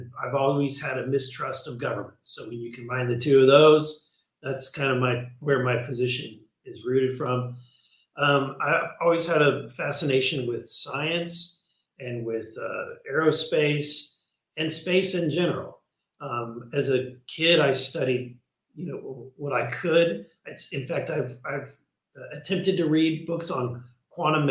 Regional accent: Missouri, United States; the state that I'm from Missouri

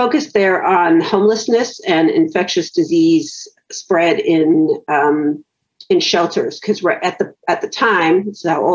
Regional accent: Los Angeles, California, United States; I grew up in Tarzana

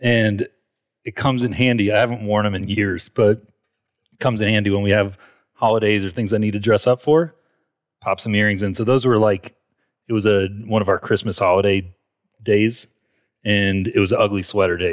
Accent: Marietta, Georgia, United States; I grew up in Atlanta, Georgia, um, Marietta, which is just, it's a suburb north of Atlanta

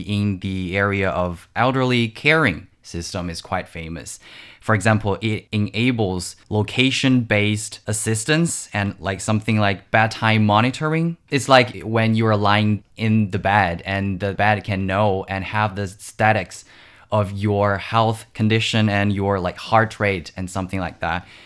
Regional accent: Wuxi, Jiangsu, China; my hometown, which is the city of Wuxi in Jiangsu Province.

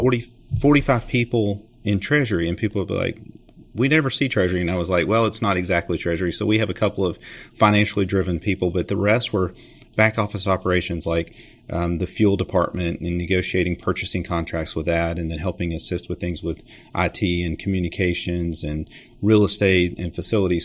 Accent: Chattanooga, Tennessee, United States; I grew up here in Chattanooga, Tennessee

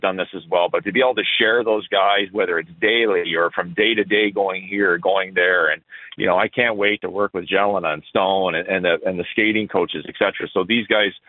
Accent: Ontario, Canada; also born or lived in Syracuse, New York; now in Utica, United States; I grew up in Ontario

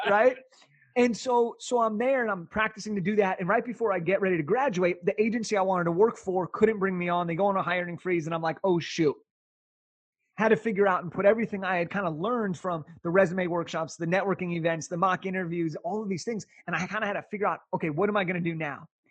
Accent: Southern California, United States; I'm from Southern California, so I grew up a Laker fan

